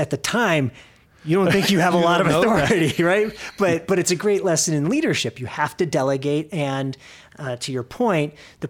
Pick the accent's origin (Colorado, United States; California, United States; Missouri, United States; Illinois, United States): Illinois, United States; Arlington Heights; also born or lived in New York City; So I'm originally from Arlington Heights, which is a northwest suburb of Chicago.